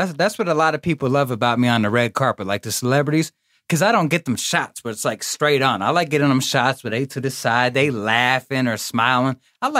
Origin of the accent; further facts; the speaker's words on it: Atlanta, Georgia, United States; also born or lived in Toms River, New Jersey; I grew up pretty much in Atlanta.